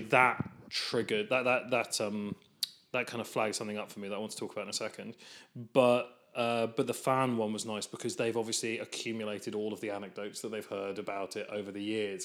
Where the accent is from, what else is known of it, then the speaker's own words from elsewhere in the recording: England, United Kingdom; as an English person